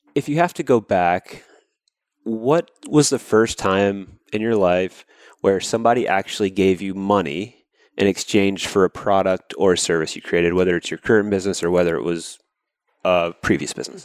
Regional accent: Georgia, United States; now in San Diego, United States; I grew up in Georgia in the South

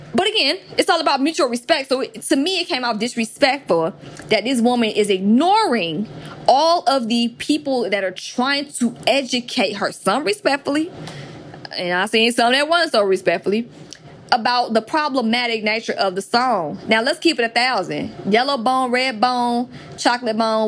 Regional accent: Atlanta, Georgia, United States; growing up in Atlanta, which is trap music capital

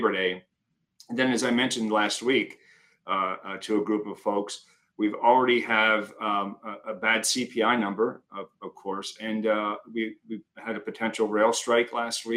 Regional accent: Pennsylvania, United States; I'm from Pennsylvania as well

